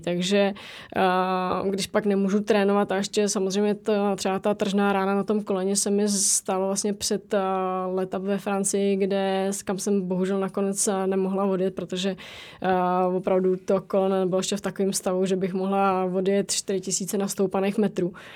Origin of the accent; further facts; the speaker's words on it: Czechia; jsme z České republiky